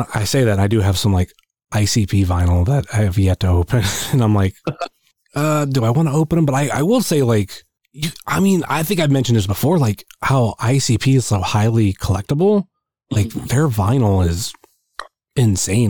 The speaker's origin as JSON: {"language": "English", "region": "Northeast Ohio", "country": "United States", "said": "I'm from Northeast Ohio."}